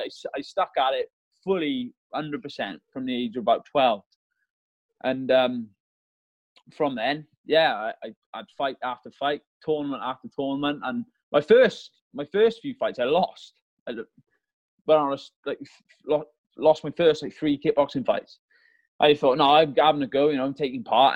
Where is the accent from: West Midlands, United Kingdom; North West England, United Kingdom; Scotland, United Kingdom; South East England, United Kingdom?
West Midlands, United Kingdom; Malvern; moved away as an adult; also born or lived in Merthyr Tydfil, Wales; I'm originally from Merthyr Tydfil in South Wales, uh, but when I was a youngster, well, I was seven years old. We moved up in England in a place called Malvern